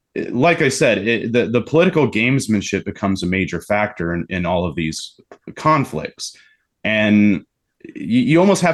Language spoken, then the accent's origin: English; United States; I'm still an American.